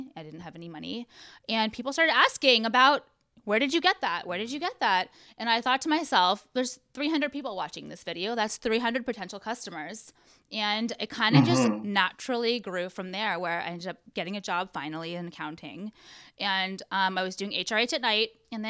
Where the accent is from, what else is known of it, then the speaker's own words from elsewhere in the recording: Orange County, California, United States; Born and raised in Orange County.